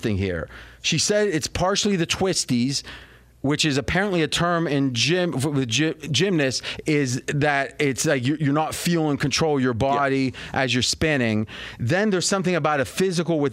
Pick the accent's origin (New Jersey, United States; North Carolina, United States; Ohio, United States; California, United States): Ohio, United States; Steubenville; moved away; where I grew up back near Steubenville, Ohio